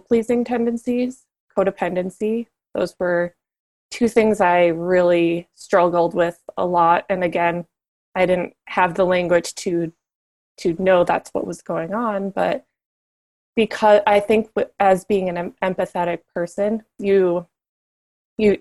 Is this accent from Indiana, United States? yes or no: no; Minnesota, United States; moved away as an adult; also born or lived in Southern California; I was a girl from Minnesota at this retailer in Southern California